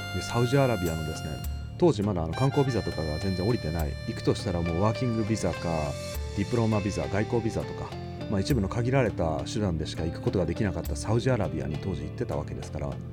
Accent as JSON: {"language": "Japanese", "area": "Kyushu", "region": "Oita", "country": "Japan", "tie": "born or raised there", "moved": "yes", "lives_now": "Tokyo, Japan", "said": "生まれは大分の九州九州男児というカテゴリーに属する"}